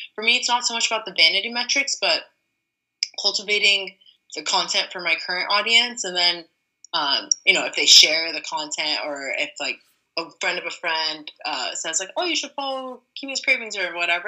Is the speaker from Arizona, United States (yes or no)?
no; LA Orange County area, Southern California, United States; also born or lived in New York; now in San Francisco, United States; I'm originally from Southern California, LA Orange County area